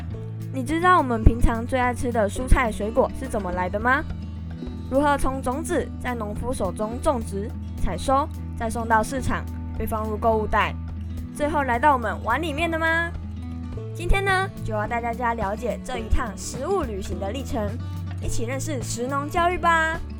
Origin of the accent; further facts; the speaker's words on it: Pingtung County, Taiwan; 例如，我的家乡在屏东，我们屏东有一样长得很特别的作物，那就是可可。